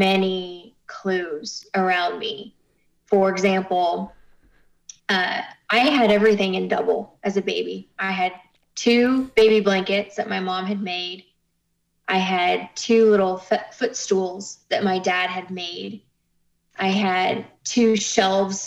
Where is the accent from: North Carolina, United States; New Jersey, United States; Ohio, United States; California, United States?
Ohio, United States; Kettering; moved away as an adult; now in Houston, United States; I was born in Kettering, Ohio